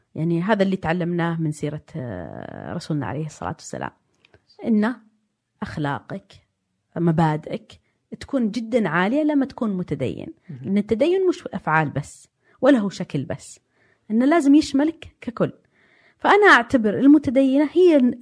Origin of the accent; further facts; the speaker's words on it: Diriyah, Riyadh Province, Saudi Arabia; also born or lived in Jeddah / London; انا ولدت في الدرعيه في بيت طيني وبعدين سجلوني اني انولدت في الرياض